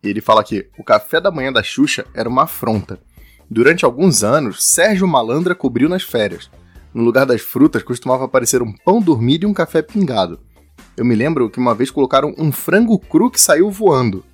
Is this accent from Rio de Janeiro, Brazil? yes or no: yes; Rio de Janeiro, Brazil; eu, você e o Kai, a gente é do Rio de Janeiro.